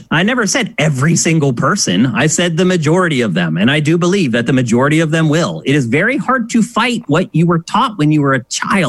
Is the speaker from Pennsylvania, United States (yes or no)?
yes; Pennsylvania, United States; I grew up in Pennsylvania.